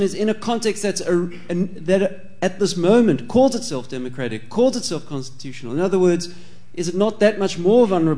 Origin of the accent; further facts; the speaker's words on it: South Africa; moved away as an adult; now in London, United Kingdom; I'm born and raised in South Africa